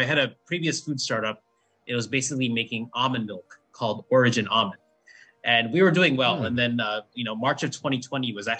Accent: New Jersey, United States; also born or lived in Philippines; I was born in the Philippines and raised in the exotic land of New Jersey

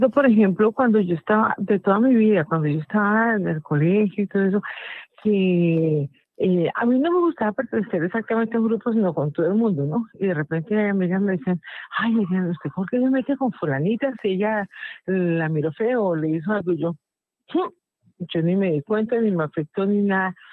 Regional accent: Bogotá, Colombia; de, Bogotá.

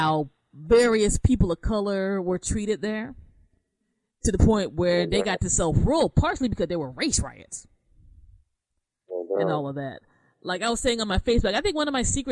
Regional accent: D.C. metro area, Maryland, United States; moved away; also born or lived in New Jersey / New York; growing up in the Maryland, D.C. metro and later going to Jersey, New York

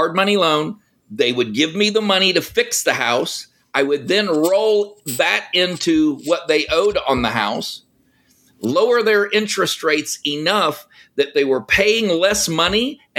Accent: Texas, United States; now in California, United States; I was born in California. My third birthday, my parents gifted me with the greatest gift you could give your kid, and that is pick them up and move them to Texas.

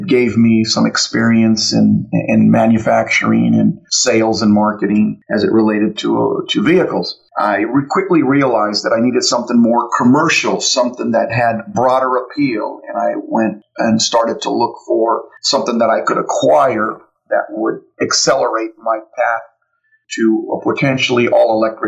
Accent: United States; Born and raised here in America, you know, proud American

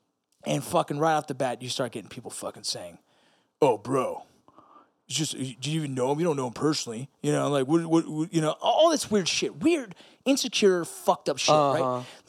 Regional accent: California, United States; Kobe passed away, and fuck, that's hard for someone growing up in Southern California, right?

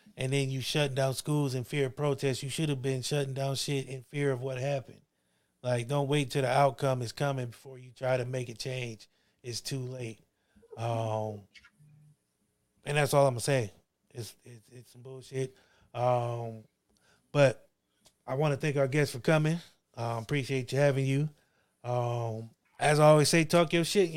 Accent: Akron, Ohio, United States; I'm from Akron

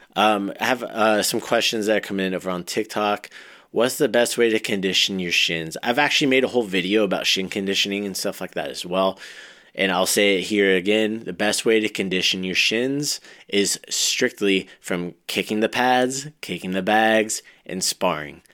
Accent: Ventura, California, United States; I grew up in Ventura, went, it was right across the street from where I went to high school and everything too

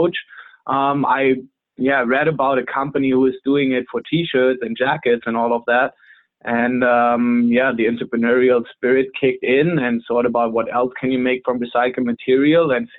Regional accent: Germany; moved away as an adult; now in San Diego, United States; I'm originally from Germany. I've been in San Diego, California now for almost 9 years.

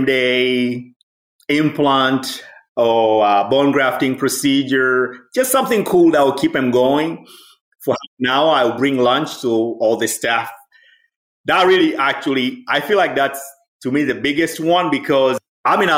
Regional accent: Dar es Salaam, Tanzania; moved away as an adult; also born or lived in Philadelphia, United States; now in United States; I'm originally from Tanzania. I grew up in Dar es Salaam City.

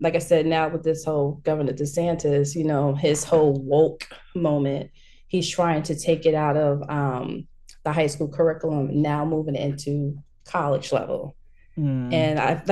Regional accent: New York, United States; growing up in New York, we had like our typical Black History Month

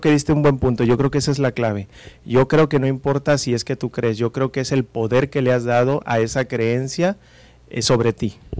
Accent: Mexico; como mexicanos, como latinoamericanos

